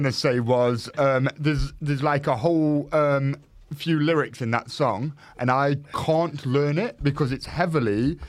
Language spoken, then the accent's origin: English; Nottingham, East Midlands, United Kingdom; moved away as an adult; I come from Nottingham. Never travelled before.